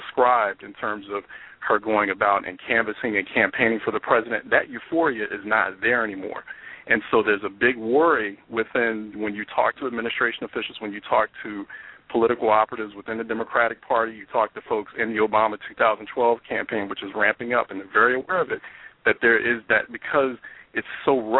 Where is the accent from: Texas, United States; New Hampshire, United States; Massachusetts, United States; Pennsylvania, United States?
Pennsylvania, United States; Philadelphia; my hometown, Philadelphia